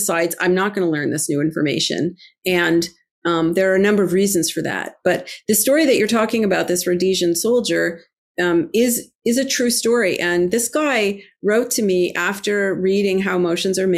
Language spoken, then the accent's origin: English; Toronto, Ontario, Canada; now in Boston, United States; I grew up in Toronto, the home of the great, Toronto Maple Leafs, great hockey team. And I now currently live in Boston